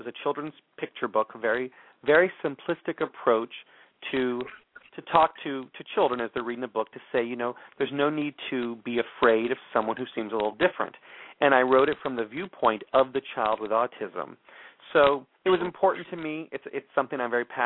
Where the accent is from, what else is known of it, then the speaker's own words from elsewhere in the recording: Texas, United States; I grew up Southern Baptist in Texas